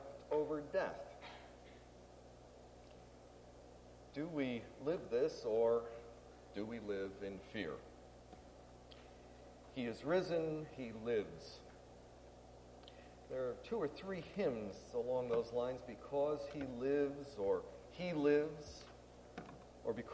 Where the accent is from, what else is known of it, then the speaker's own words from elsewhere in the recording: Clifton, New Jersey, United States; Clifton, my hometown